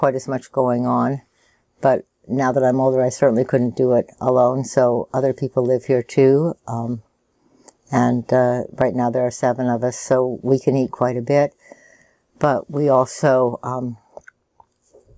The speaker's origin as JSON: {"language": "English", "town": "Washington", "region": "District of Columbia", "country": "United States", "moved": "as an adult", "lives_now": "Oregon, United States", "said": "I'm from Washington, D.C."}